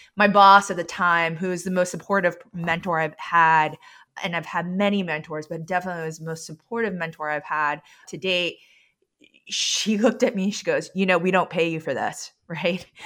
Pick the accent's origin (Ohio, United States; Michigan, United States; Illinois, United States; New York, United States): New York, United States; New York City; now in Vermont, United States; I grew up in New York City